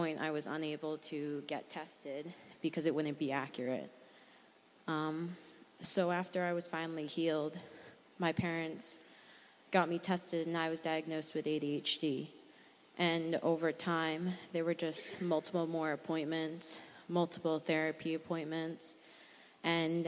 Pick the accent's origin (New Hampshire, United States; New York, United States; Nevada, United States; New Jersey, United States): New Hampshire, United States; I'm from New Hampshire